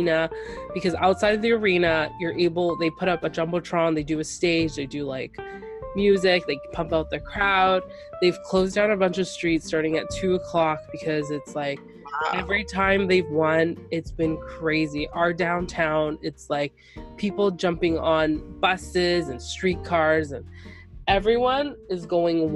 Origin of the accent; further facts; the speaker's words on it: Toronto, Ontario, Canada; as a Canadian